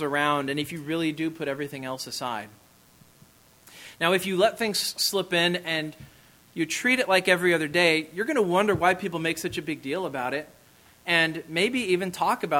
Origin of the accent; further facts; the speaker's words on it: Kansas, United States; moved away; I am from Kansas